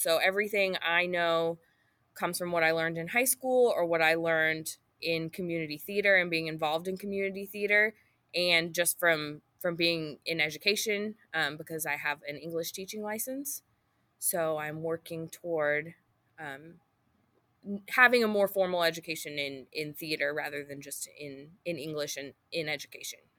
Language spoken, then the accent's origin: English; Booneville, United States; also born or lived in Chandler; then in Booneville, and I went to Booneville High School